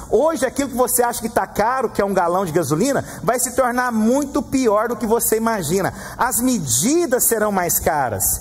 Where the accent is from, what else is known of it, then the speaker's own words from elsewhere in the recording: Goiás, Brazil; No Brasil, no Goiás, eu sou de Goiás